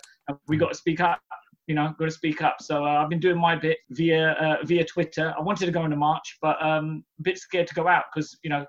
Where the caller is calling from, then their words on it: London, United Kingdom; We're zooming in from London.